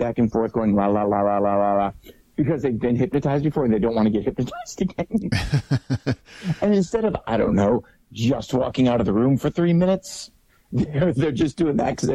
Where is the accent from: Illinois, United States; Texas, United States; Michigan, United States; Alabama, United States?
Michigan, United States; Detroit; now in Las Vegas, United States; growing up in Detroit